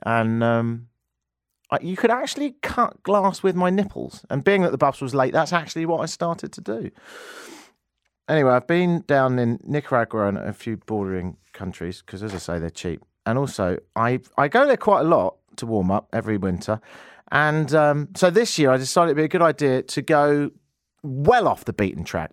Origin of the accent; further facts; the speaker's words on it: England, United Kingdom; now in Toronto, Canada; I'm from England, but I live here in Toronto